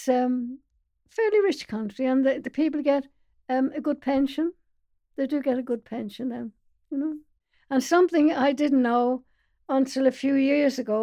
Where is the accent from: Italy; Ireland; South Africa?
Ireland; Dublin, Leinster; moved away as an adult; now in London, United Kingdom; I was born in Dublin, in Golden Lane, on the 18th of February